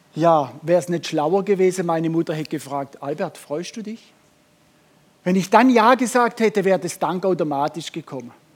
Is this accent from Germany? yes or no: yes; Germany; wir Deutsche